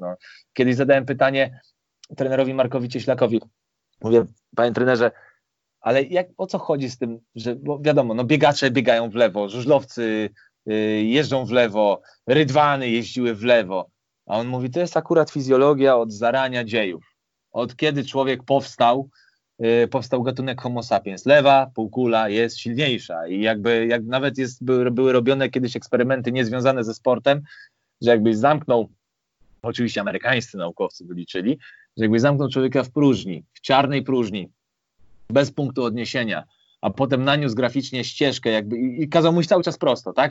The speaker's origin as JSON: {"language": "Polish", "town": "Warsaw", "region": "Masovian Voivodeship", "country": "Poland", "said": "ja pochodzę z Warszawy"}